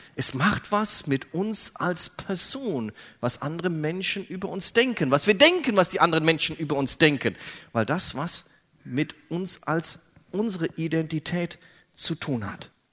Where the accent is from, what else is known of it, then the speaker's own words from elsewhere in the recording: Germany; ich bin Deutscher